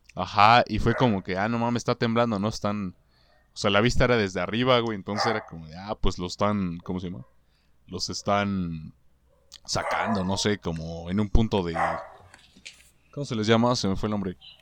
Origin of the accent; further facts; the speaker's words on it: Mexico; En mi país todo conservador